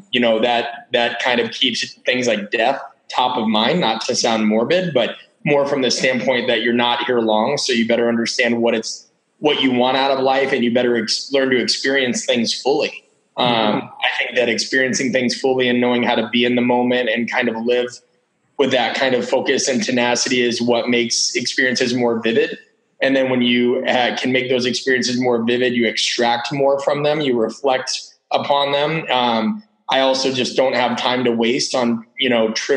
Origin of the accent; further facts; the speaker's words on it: Omaha, Nebraska, United States; I grew up in Omaha, which is about 1 million people.